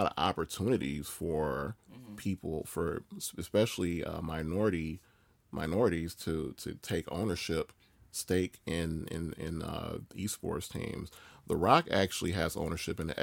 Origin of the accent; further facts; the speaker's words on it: Chicago, Illinois, United States; I grew up in Chicago